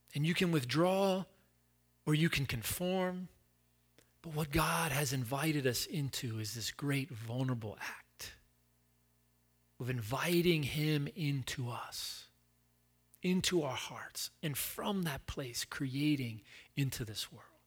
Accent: Chattanooga, Tennessee, United States; now in West Palm Beach, United States; I'm from Chattanooga

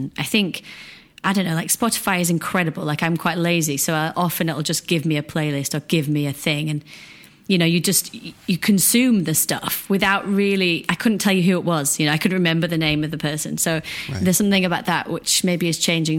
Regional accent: Ossett, Yorkshire and the Humber, United Kingdom; now in London, United Kingdom; I grew up in Yorkshire, which is the north of England, like in a small town called Osset

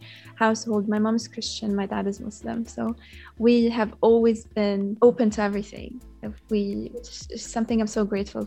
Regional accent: Yemen; now in Doha, Qatar; I grew up in Yemen. All I know is Yemen.

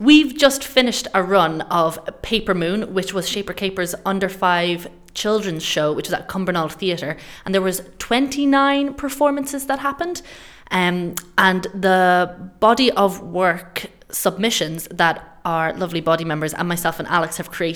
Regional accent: Ireland; I'm Irish

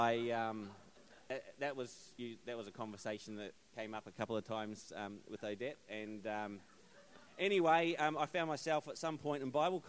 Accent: New Zealand; growing up in New Zealand, it was pretty normal. My life was pretty normal growing up in a rural community

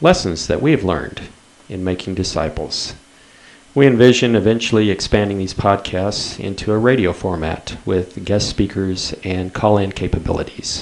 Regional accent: Texas, United States; Growing up in Texas, my family used to attend an annual chili cook-off competition.

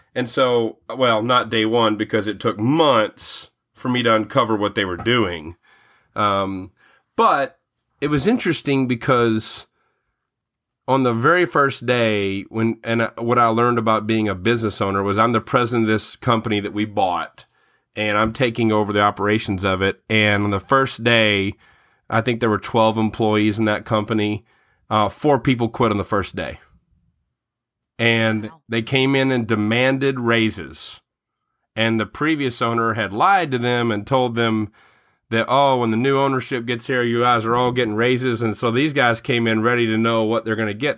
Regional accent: Murray, Kentucky, United States; now in Louisville, United States; I grew up in Murray, where Murray State is

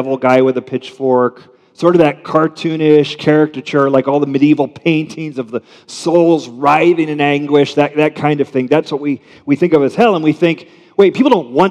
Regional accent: United States; I'm American middle class

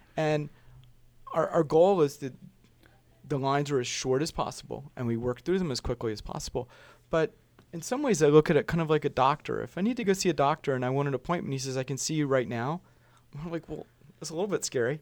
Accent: Richmond, Virginia, United States; I grew up in Richmond.

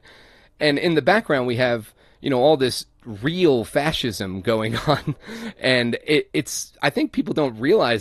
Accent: Ireland; moved away; being Irish

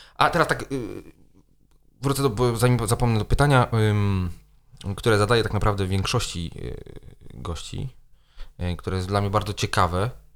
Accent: Poland; moved away; zanim wyjechałem z Polski

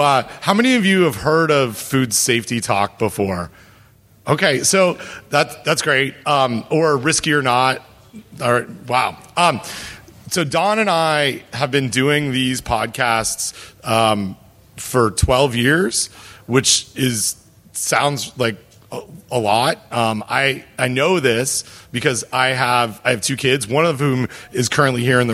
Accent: Canada; I'm from Canada

